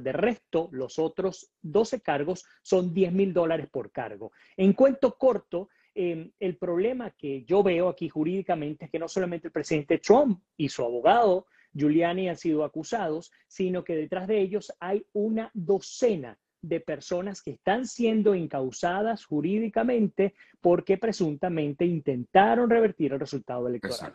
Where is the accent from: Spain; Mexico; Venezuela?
Venezuela; nosotros como venezolanos